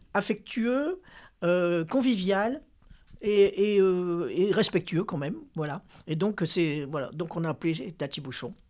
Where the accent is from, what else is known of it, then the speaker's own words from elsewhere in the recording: Lille, Hauts-de-France, France; j'ai grandi à Lille